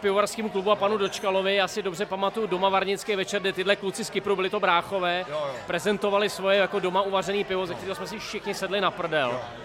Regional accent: Brdy, Central Bohemian Region, Czechia; Já hrozně rád, že jsem z Brd

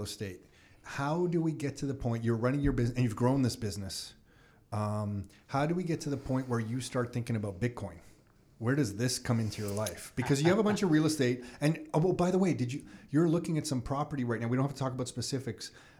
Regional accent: Canada; as a Canadian

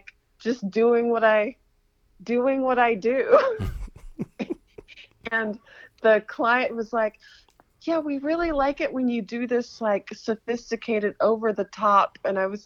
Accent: Aiken, South Carolina, United States; I'm from Aiken, and there's like red clay everywhere

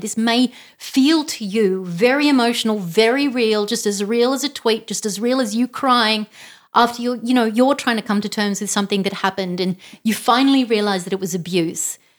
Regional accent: Canberra, Australian Capital Territory, Australia; grew up in Canberra.

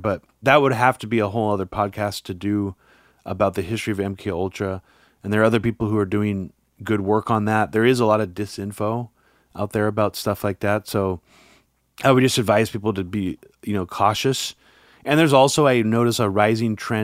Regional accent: Pleasanton, California, United States; also born or lived in Oakland; we grew up near

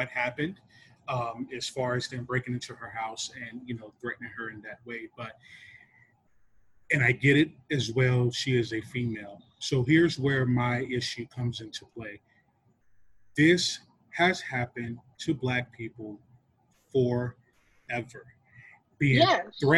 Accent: North Carolina, United States; I'm from North Carolina

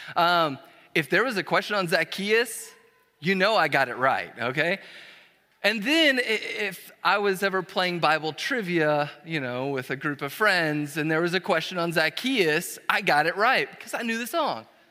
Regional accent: Dallas, Texas, United States; moved away as an adult; also born or lived in Brazil; now in College Station, United States; we are originally from Dallas, Fort Worth

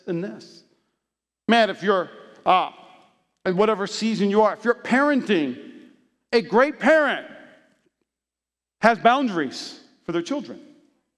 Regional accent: Las Vegas, Nevada, United States; I'm from Las Vegas. I'm a Nevadian

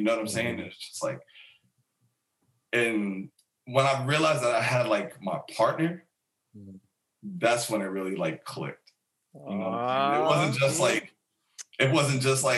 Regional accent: Mount Vernon, New York, United States; moved away as an adult; also born or lived in Bronx, New York / Jamaica (family ancestry); I grew up in New York

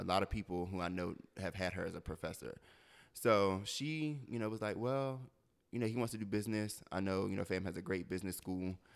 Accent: Delaware, United States; moved away as an adult; I'm from Delaware, and so Delaware is predominantly white.

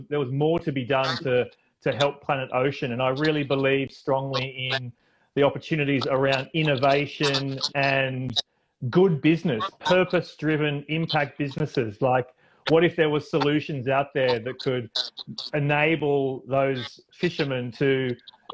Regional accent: Australia; my home country of Australia

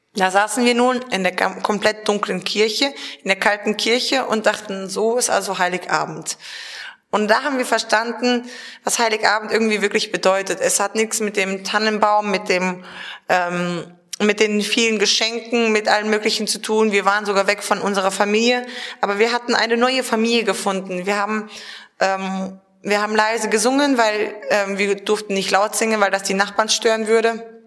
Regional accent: Germany; bei uns in Deutschland

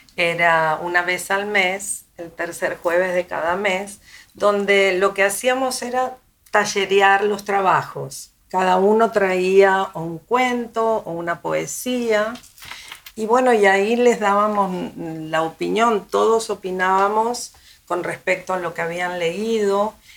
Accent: Buenos Aires, Argentina; now in Miami, United States; yo soy de Argentina, llegué aquí hace muchos

